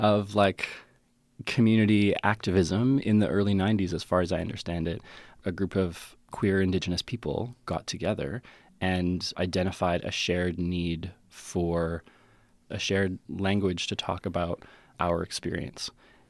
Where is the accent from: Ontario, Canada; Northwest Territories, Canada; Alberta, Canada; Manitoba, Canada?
Alberta, Canada; Calgary; born there; also born or lived in West Coast; because I was born in Calgary and then moved west and lived on the West Coast.